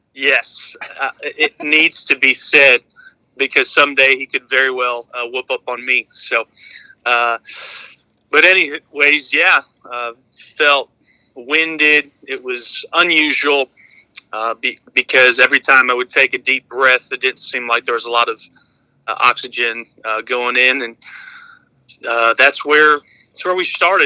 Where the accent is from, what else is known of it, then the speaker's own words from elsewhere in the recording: Michigan, United States; moved away as an adult; now in Aurora, United States; my home state of Michigan